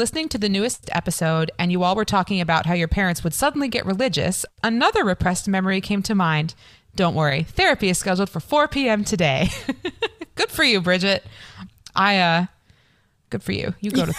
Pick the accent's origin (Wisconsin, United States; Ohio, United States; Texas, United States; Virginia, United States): Ohio, United States; southern; I'm from southern Ohio. So Bible Belt.